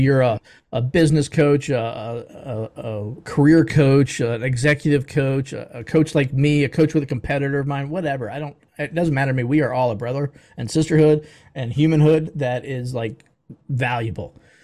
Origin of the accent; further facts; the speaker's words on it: Baltimore, Maryland, United States; now in Atlanta, United States; I'm from the Baltimore, D C area originally